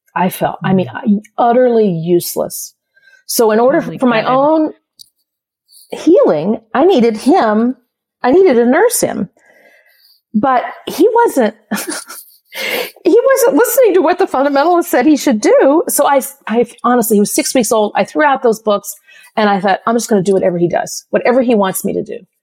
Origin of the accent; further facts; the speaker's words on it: South Bend, Indiana, United States; I was born in South Bend, Indiana